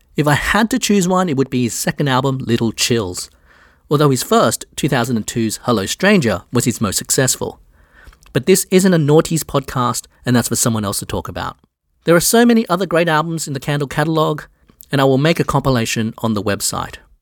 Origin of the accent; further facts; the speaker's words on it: Australia; I'm Australian